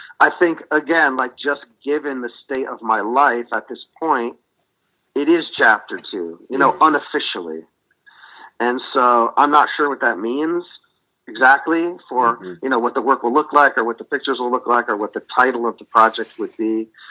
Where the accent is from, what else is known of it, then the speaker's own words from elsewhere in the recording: New England, United States; They know that I'm the I'm a New England guy.